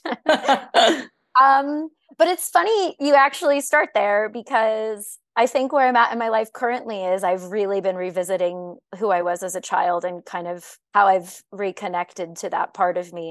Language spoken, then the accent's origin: English; Arizona, United States; also born or lived in Illinois; My family moved from the state when I was four, at which point I grew up in the desert